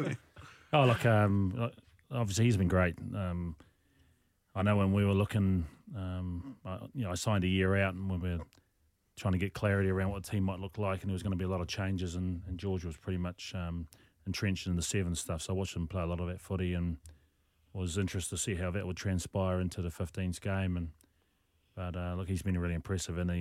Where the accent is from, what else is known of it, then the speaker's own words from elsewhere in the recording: New Zealand; moved away; also born or lived in Rarotonga, Cook Islands; I was a competitive ballroom dancer as a, as a child back in New Zealand.